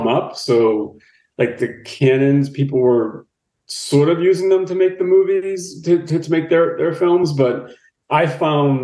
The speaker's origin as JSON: {"language": "English", "town": "Boston", "region": "Massachusetts", "country": "United States", "tie": "born or raised there", "moved": "as an adult", "lives_now": "California, United States", "said": "I grew up in Boston, Mass., very working class"}